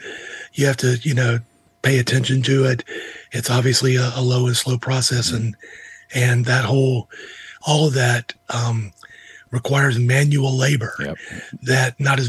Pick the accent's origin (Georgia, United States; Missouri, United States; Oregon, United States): Georgia, United States; now in Charlotte, United States; I live in North Carolina now. Mm-hmm. I grew up in Georgia. But I live in North Carolina, which is a divided barbecue state.